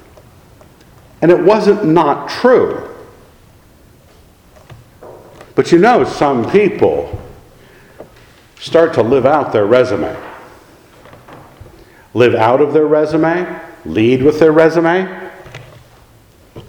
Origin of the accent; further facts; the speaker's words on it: Scotland, United Kingdom; I'm a Scot